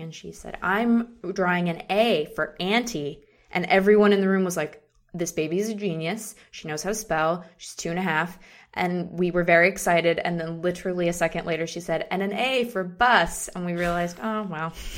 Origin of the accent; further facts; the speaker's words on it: Seattle, Washington, United States; we're from Seattle.